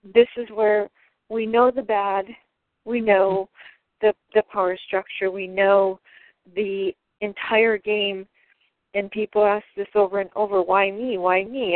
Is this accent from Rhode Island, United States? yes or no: no; Michigan, United States; also born or lived in Wisconsin; now in San Diego, United States; I'm from Michigan originally